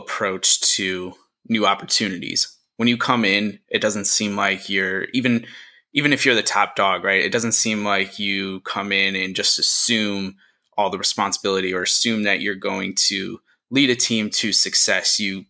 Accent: New York, United States; I come from New York

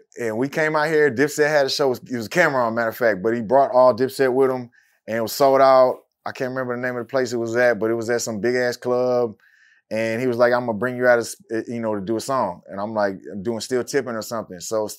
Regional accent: Houston, Texas, United States; I grew up in Houston.

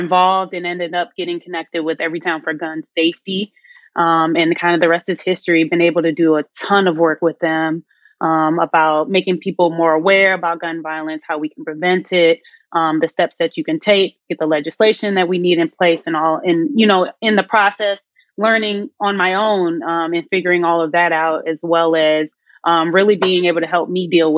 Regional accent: Chicago, Illinois, United States; I'm from Chicago

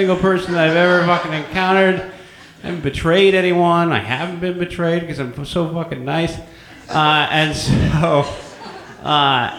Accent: San Francisco, California, United States; born and raised in San Francisco

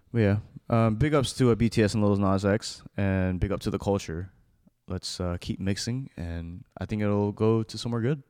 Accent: United States; I'm an American-born child

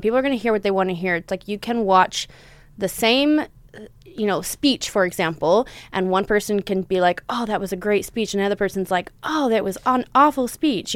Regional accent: Texas, United States; also born or lived in Southern California; now in Los Angeles, United States; growing up in Texas, growing up in the South, growing up in the Bible Belt

